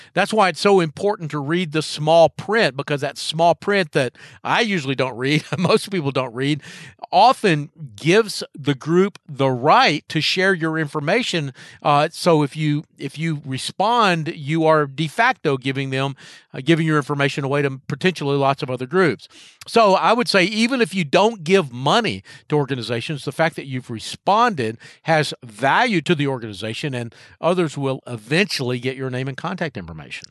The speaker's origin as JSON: {"language": "English", "town": "Charlotte", "region": "North Carolina", "country": "United States", "tie": "born or raised there", "said": "Charlotte, my hometown"}